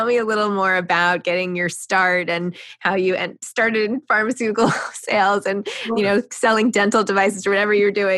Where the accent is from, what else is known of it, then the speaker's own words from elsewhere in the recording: New York City, New York, United States; I was a psychology major and I'm from New York City